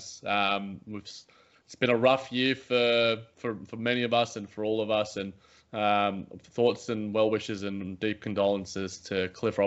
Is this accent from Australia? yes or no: yes; Australia; as an Australian citizen